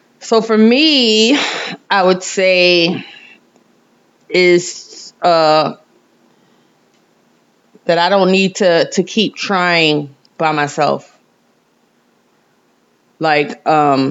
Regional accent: New York, United States; I'm from New York

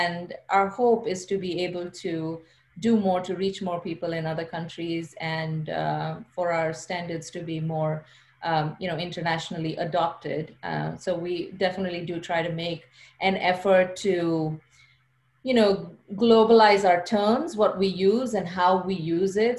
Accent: India; moved away as an adult; also born or lived in China; now in United States; So I'm from India. I grew up in India. I came to the US for graduate school, but I grew up in India.

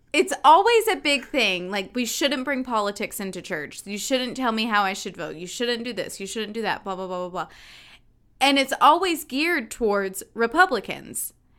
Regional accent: North Carolina, United States; I was raised in North Carolina

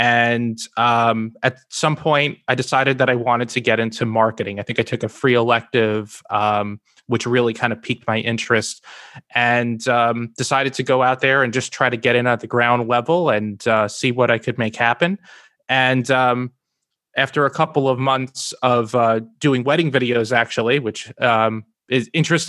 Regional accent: New Jersey, United States; So I was born and raised in Northern New Jersey, where I still live with my wife today.

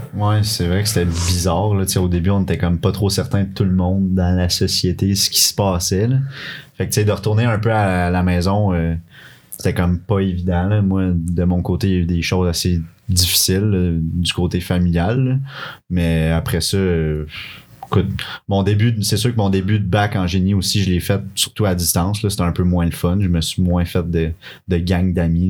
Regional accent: Quebec City, Quebec, Canada; also born or lived in Laurentides; now in Sherbrooke, Canada; Je viens de Québec à la base. Puis ça fait plusieurs années que j'habite dans les Laurentides avec mes parents

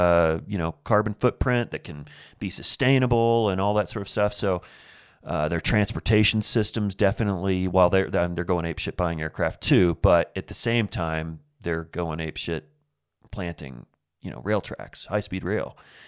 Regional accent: Indiana, United States; So I grew up in Southern Indiana, and you know, Farmville, USA, man. I grew up in the middle of farmland.

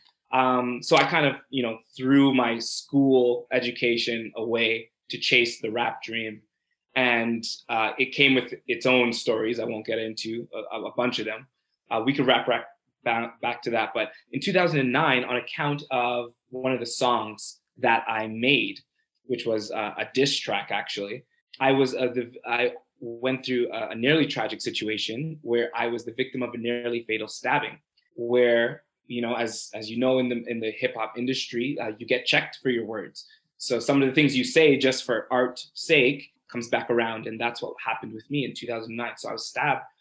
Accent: Brampton, Ontario, Canada; also born or lived in Toronto; Born in Toronto, very early age, I think two, moved to Brampton. You know, went through the school system.

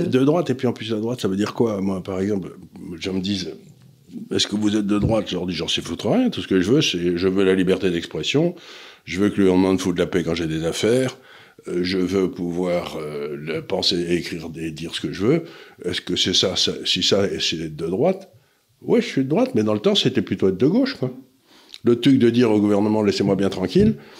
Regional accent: France; je suis français, je suis ni italien ni rien du tout

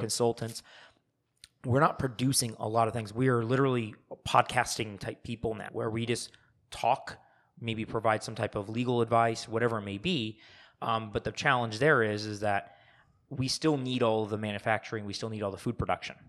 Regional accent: Arizona, United States; we're from Arizona

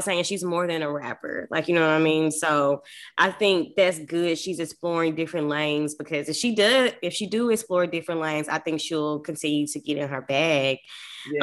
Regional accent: Texarkana, United States; moved away; back in Texarkana

